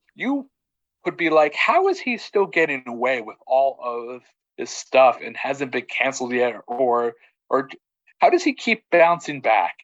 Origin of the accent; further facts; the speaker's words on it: Texas, United States; as someone who grew up in Texas